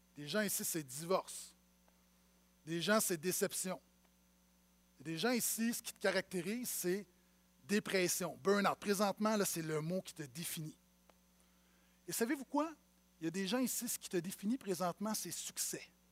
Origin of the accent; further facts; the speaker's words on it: Montreal, Quebec, Canada; j'ai grandi à Montréal-Nord